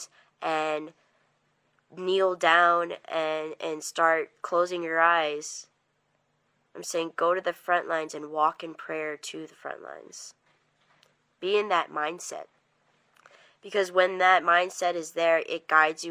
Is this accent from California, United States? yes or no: no; Native Hawaiian, United States; I'm not Native American, but I am Native Hawaiian